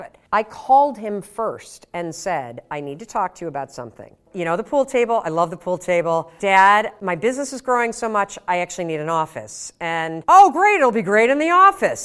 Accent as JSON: {"language": "English", "town": "Muskegon", "region": "Michigan", "country": "United States", "tie": "born or raised there", "moved": "yes", "lives_now": "Boston, United States"}